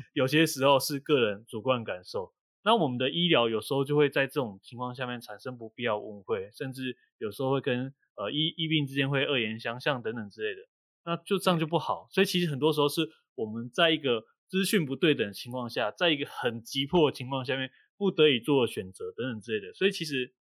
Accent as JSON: {"language": "Chinese", "town": "Kaohsiung", "country": "Taiwan", "also_born_or_lived": "northern Taiwan", "moved": "as an adult", "said": "因为我是高雄人，然后我来到北部工作"}